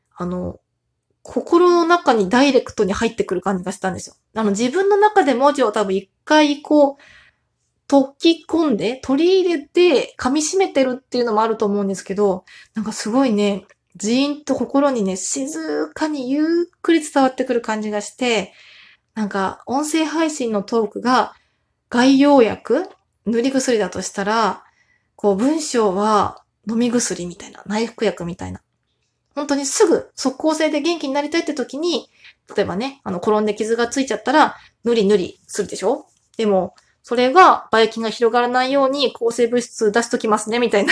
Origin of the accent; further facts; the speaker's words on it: Tohoku, Japan; 私東北出身なので